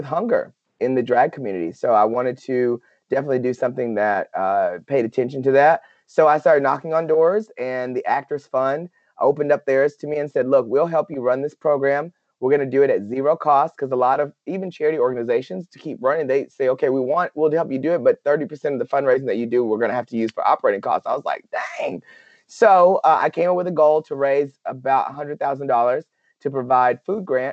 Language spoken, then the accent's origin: English; Paris, Texas, United States; here in my hometown of Paris, Texas